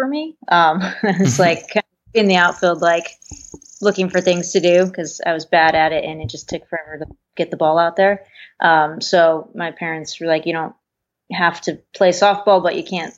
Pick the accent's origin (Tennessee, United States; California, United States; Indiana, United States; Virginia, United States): California, United States; San Diego; moved away as an adult; also born or lived in Tempe, Arizona; now in Michigan, United States; Southern California. I grew up in San Diego